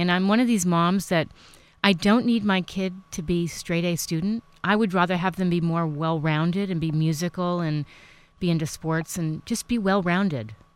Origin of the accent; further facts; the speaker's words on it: New York City, New York, United States; I grew up in New York City